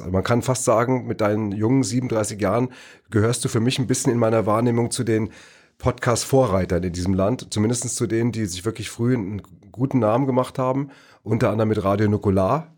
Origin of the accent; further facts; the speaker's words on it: Neu-Isenburg, Hesse, Germany; das Astoria Kino in Neu-Isenburg, äh, wo ich groß geworden bin